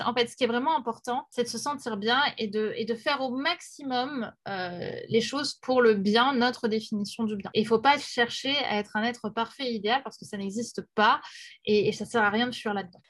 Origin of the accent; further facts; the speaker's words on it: Paris, Île-de-France, France; Je suis parisienne